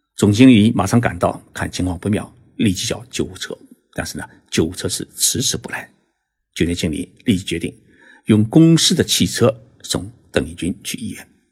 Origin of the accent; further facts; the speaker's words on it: China; 我们中国人